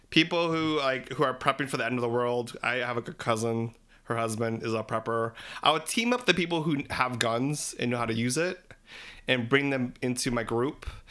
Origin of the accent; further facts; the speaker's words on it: Philippines; We're three Filipino gay guys